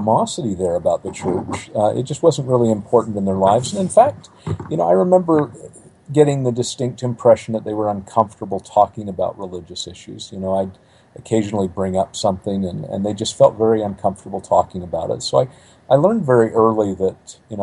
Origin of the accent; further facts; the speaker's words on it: Provo, Utah, United States; I grew up in Provo, Utah